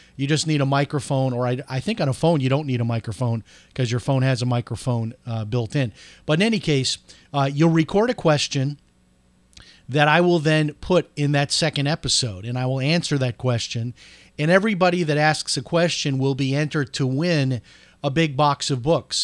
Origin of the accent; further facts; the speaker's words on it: Palm Coast, Florida, United States; here in my hometown of Palm Coast, Florida